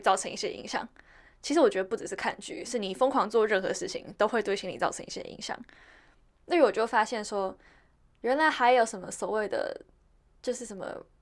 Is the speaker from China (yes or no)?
no; Taiwan; 因为我从小在台湾长大